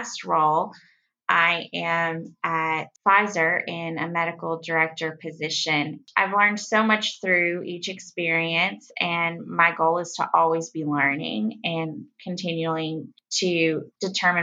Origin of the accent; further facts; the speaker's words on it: West Tennessee, United States; I grew up in West Tennessee, so small town girl